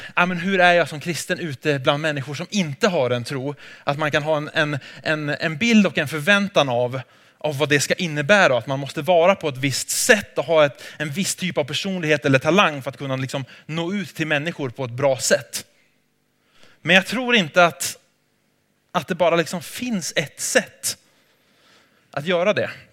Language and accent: Swedish; Sweden; jag är från Sverige